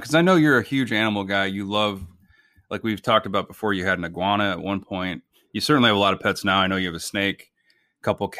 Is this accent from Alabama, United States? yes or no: no; Illinois, United States; My dad and I grew up in Illinois.